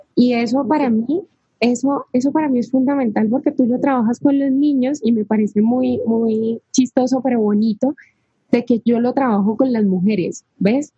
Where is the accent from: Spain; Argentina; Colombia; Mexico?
Colombia; Cali, Valle del Cauca; Dani y yo somos de la misma ciudad, somos de Cali, de Colombia